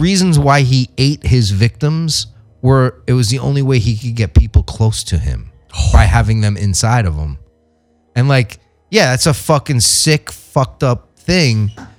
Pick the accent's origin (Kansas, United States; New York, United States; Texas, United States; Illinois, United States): New York, United States; now in Los Angeles, United States; I grew up in New York